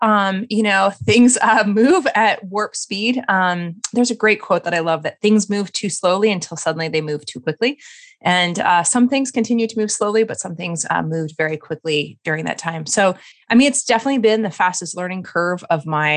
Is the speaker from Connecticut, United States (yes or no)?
no; Colorado, United States; I am from Colorado originally.